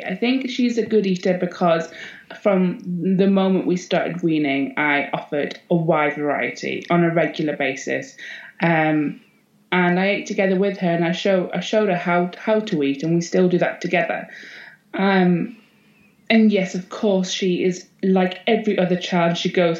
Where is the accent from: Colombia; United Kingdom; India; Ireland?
United Kingdom; Northumberland, North East England; also born or lived in Netherlands / Scottish Borders, Scotland; And then we slowly moved our way down into Northumberland, lived in a couple of different houses. And then I spent most of my teen years, pretty much all my teen years in Northumberland